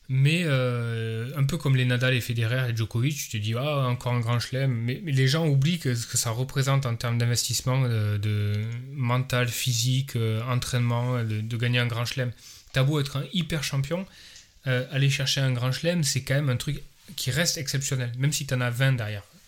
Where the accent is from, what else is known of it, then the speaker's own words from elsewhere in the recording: France; en tant que Français